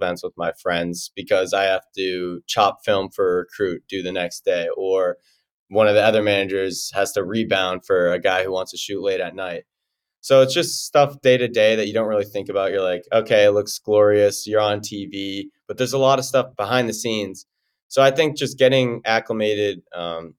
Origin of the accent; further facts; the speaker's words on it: Franklin, Massachusetts, United States; moved away as an adult; now in Milwaukee, United States; I'm from Franklin, Massachusetts